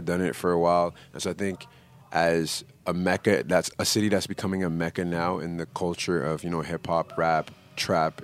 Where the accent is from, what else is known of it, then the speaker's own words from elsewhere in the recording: Toronto, Ontario, Canada; also born or lived in Montreal / Mississauga / Scarborough; I spent a lot of my teenage years, my adolescence in Toronto, so growing up around Spadina and Queen